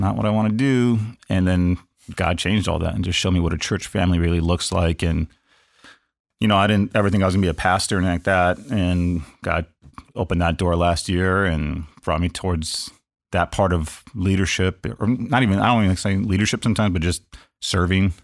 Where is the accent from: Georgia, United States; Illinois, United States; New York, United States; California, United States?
California, United States; Los Angeles; born and raised in Los Angeles, uh, pretty much outside of four months of my entire life, I have lived in L A County